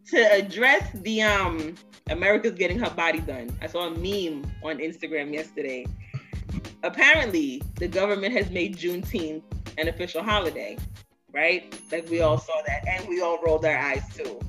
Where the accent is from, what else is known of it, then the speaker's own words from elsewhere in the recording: New York City, New York, United States; They both met here in the States, which is why I was born in Brooklyn